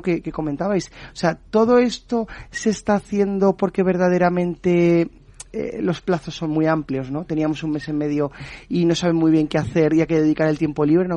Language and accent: Spanish; Aragon, Spain; soy aragonés